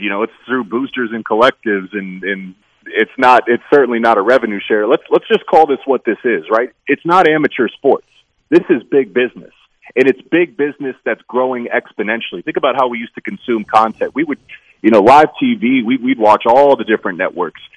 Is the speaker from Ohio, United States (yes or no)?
yes; Pickerington, Ohio, United States; I grew up in Columbus. I actually grew up on the east side of Columbus in a town called Pickerington